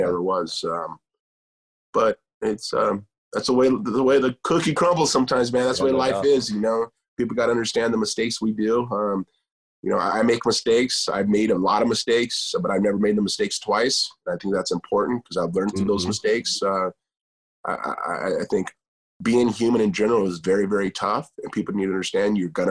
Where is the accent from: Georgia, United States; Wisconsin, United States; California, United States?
California, United States; Huntington Beach; As a Mexican-American, but I was born here in Huntington Beach, California